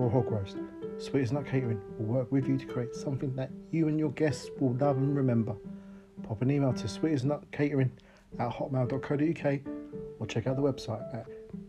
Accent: Mitcham, London, United Kingdom; moved away as an adult; now in Bournemouth, United Kingdom; I'm originally from Southwest London. From a glorious town called Mitcham.

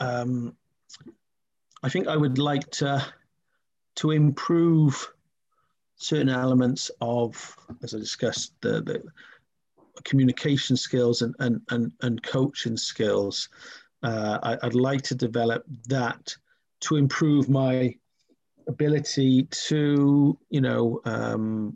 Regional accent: Wales, United Kingdom; growing up in Wales

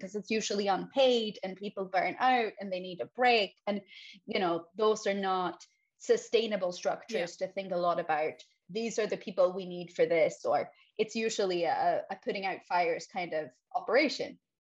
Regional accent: Sweden; first language Swedish; English is a second language; So I'm born and raised in Sweden.

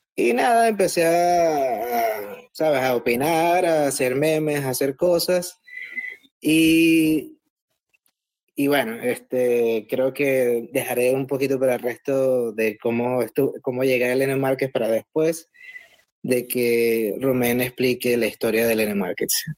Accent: Venezuela; moved away; also born or lived in Dubai; soy un Bitcoiner venezolano anónimo

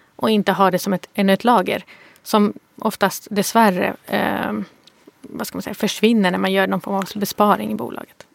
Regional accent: Malmö, Skåne, Sweden; Jag kommer från Rosengård i Malmö

